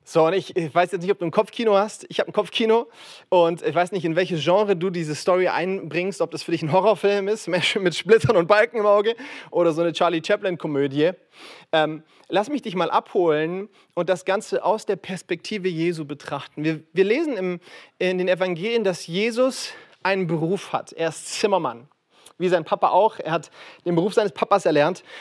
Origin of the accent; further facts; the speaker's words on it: Frankfurt, Hesse, Germany; Aber ich komme aus Frankfurt und sorry für diesen Lokalpatriotismus, aber ich behaupte, wir bauen die besten Häuser in Deutschland, ja?